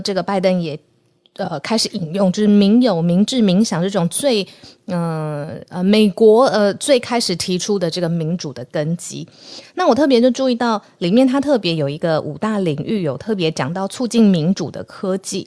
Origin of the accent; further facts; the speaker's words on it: Taiwan; 现在我们的邦交国是剩下十四个国家